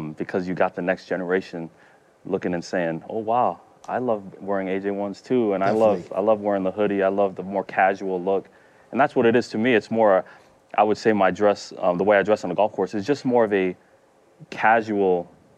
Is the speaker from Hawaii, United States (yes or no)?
no; Utah, United States; my brother and I were playing golf growing up in Utah